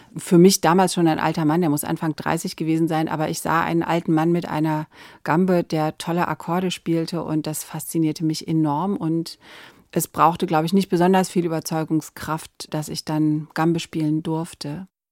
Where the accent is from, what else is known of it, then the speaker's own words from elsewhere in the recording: Verden an der Aller, Lower Saxony, Germany; in dem kleinen Ort, wo ich aufgewachsen bin, in Pferden an der Aller